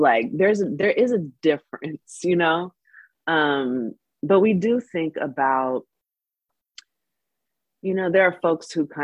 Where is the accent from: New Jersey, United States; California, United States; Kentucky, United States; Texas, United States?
California, United States; Bay Area; moved away as an adult; also born or lived in Cuba / Los Angeles, United States; grew up in the Bay Area